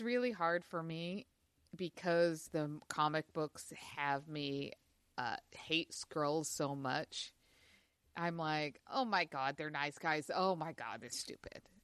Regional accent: Utah, United States; I grew up in Utah

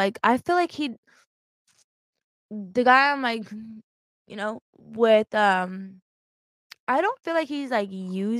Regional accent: Colorado, United States; I'm from Colorado.

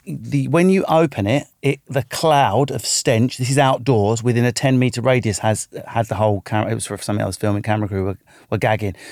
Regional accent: England, United Kingdom; also born or lived in Manchester area; I'm English.

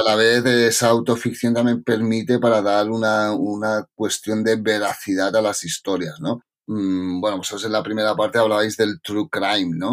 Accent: Coma-ruga, Catalonia, Spain; also born or lived in Ksar (Morocco), birthplace; now in Barcelona, Spain; Nací en Qasar pero ya con dos semanas ya estaba en Comarruga, que es un pueblo pequeñito de Tarragona. Y, pero bueno, luego con la universidad ya sí que fui a vivir a Barcelona y aquí me he quedado.

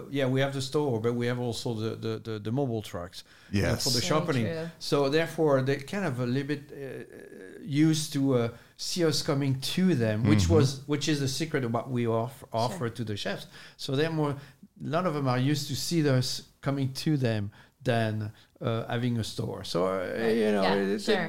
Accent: France; English is a second language; moved away; Born and raised in France.

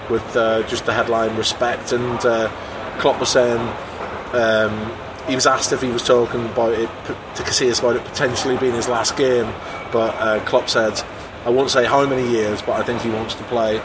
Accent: Northern Ireland, United Kingdom; now in Liverpool, United Kingdom; I grew up in Northern Ireland

